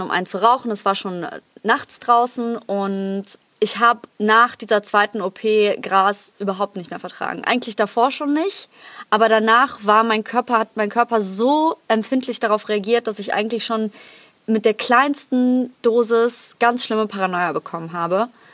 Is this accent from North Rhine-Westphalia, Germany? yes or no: yes; Krefeld, North Rhine-Westphalia, Germany; moved away; in Krefeld in meiner Heimatstadt